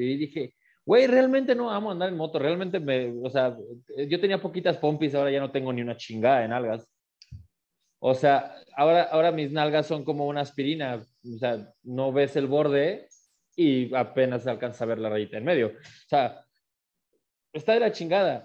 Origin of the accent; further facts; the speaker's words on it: Aguascalientes, Mexico; yo soy de Aguascalientes, yo vivo en Aguascalientes